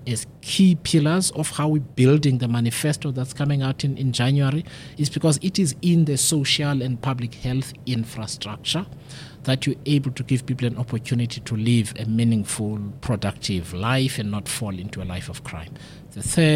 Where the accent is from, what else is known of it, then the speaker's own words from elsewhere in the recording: Mthatha, Eastern Cape, South Africa; I come from Mthatha